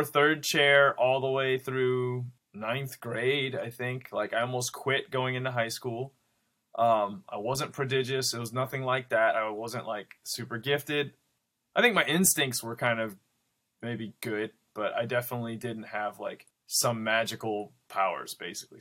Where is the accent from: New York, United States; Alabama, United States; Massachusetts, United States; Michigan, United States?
Michigan, United States; Grand Rapids; I'm originally from Grand Rapids, Michigan